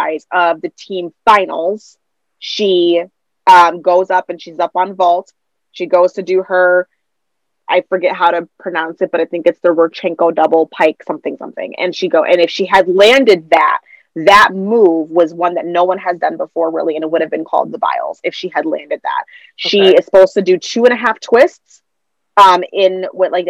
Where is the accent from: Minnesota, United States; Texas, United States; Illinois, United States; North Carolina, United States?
Minnesota, United States; Saint Paul; St. Paul, Minnesota, my hometown